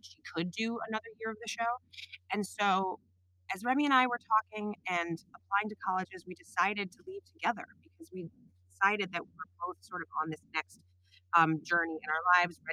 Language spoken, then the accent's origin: English; New York City, New York, United States; I was from New York City